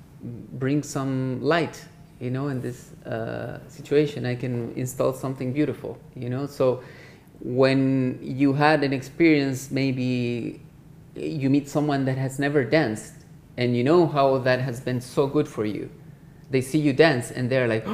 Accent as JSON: {"language": "English", "country": "Chile", "moved": "yes", "said": "being Chilean"}